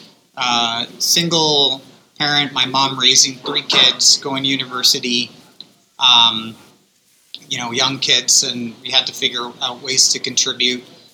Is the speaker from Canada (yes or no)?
yes; Regina, Saskatchewan, Canada; also born or lived in New York / San Francisco; now in Calgary, Canada; I got a job at Hotel Saskatchewan because I was from Regina